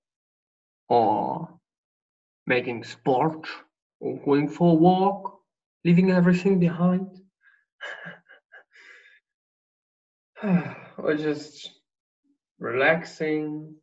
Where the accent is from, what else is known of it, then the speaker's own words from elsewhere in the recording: Germany; I'm going back to my home country, Germany, in 4 days